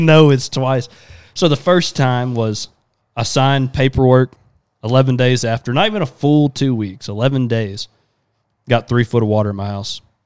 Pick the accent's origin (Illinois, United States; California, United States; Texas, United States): Texas, United States; Southeast; we're definitely from Texas.